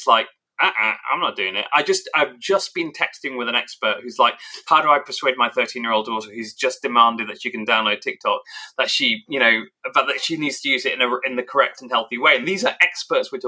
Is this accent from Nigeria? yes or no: no; England, United Kingdom; I'm British and I grew up in England.